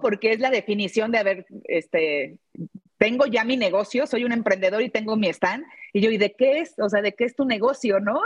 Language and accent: Spanish; León, Guanajuato, Mexico; soy de León, Guanajuato